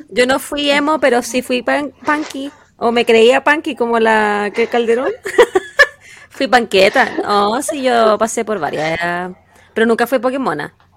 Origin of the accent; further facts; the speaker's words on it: Quillota, Valparaíso, Chile; de la zona de donde yo donde yo me crié, donde yo nací